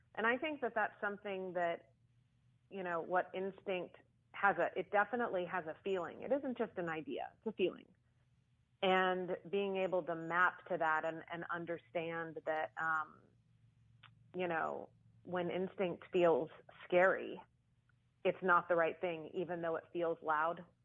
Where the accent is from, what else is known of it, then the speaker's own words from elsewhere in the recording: Austin, Texas, United States; I was born and raised in Austin